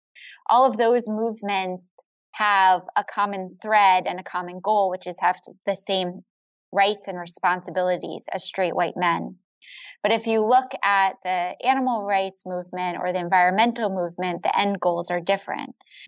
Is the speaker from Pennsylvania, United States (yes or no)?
no; New York, United States; born there; now in Cambridge, United States; So I was born in New York, about an hour outside of New York City. And I have a winding nomadic history before landing in Boston, which is where I live today.